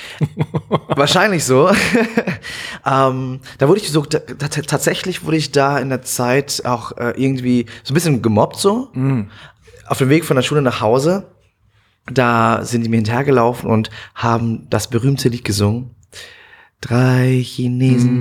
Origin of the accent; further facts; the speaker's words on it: Münnerstadt, Bavaria, Germany; also born or lived in Bad Kissingen; ich bin geboren in Bad Kissingen, ähm, bin aber aufgewachsen im Asylheim in hm. Münnerstadt